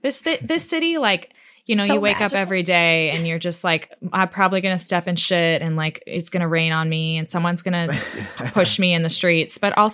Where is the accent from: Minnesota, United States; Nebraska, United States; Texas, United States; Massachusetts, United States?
Texas, United States; Austin; also born or lived in Manhattan, New York; Yeah, I was born in Manhattan. So I grew up in Austin, Texas.